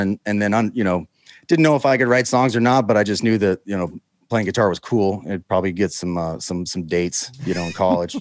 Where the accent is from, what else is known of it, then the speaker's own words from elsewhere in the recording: Houston, Texas, United States; also born or lived in Utah; Grew up in Houston